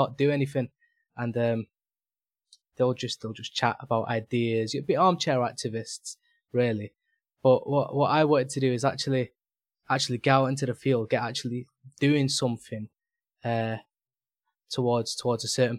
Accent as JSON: {"language": "English", "town": "Manchester", "region": "North West England", "country": "United Kingdom", "said": "I'm from Manchester Subs. That's where I live"}